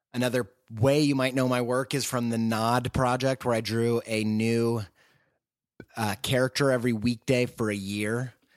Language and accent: English; Indiana, United States; also born or lived in England; now in Columbus, United States; I'm from the great state of Indiana. I'm a Midwesterner